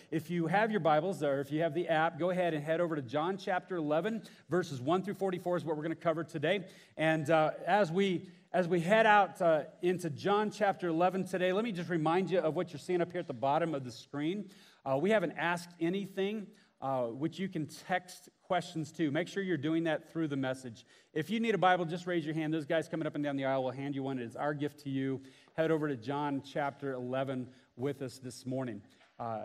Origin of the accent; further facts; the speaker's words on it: Houston, Texas, United States; I grew up in Houston, Texas